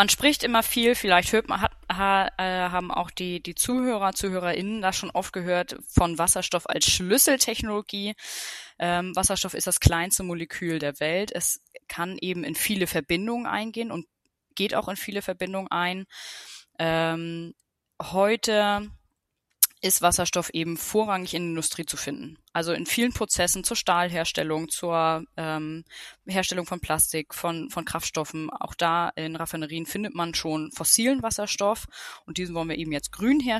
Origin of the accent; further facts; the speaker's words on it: Schleswig-Holstein, Germany; also born or lived in Denmark; Ähm, ich bin aufgewachsen in Schleswig-Holstein, relativ nah an der dänischen Grenze, also in Nähe Flensburg, aber sehr ländlich. Bin da auch zu dänischen Kindergarten, dänische Schule äh, gegangen, also gehörte der dänischen Minderheit an. Hab sieben Jahre in Dänemark gewohnt.